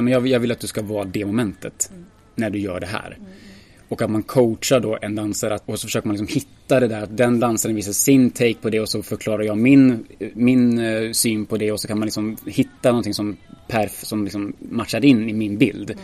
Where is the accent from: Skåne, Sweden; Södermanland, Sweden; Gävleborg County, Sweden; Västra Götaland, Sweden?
Gävleborg County, Sweden; Ljusdal; now in Gothenburg, Sweden; jag kommer från Ljusdal.